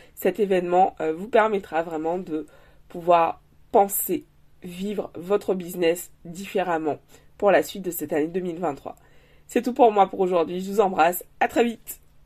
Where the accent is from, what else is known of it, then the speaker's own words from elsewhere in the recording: Guadeloupe; chez nous en Guadeloupe